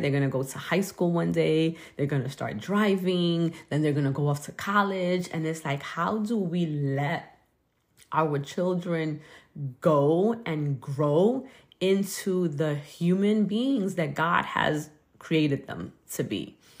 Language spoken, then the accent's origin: English; New York City, New York, United States; growing up in Brooklyn